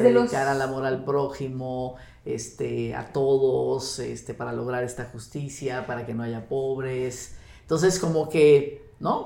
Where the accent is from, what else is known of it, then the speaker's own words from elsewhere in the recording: Sonora, Mexico; moved away as an adult; now in Mexico City, Mexico; Soy norteña, soy de Sonora